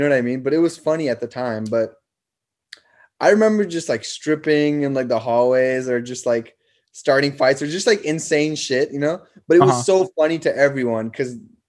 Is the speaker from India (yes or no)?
yes; India; also born or lived in Nepal / Germany / Canada; now in United States; I was born in Nepal. I grew up in India. I lived in Germany. Then I grew up as a teenager. Like, most of my teenager years were in Canada.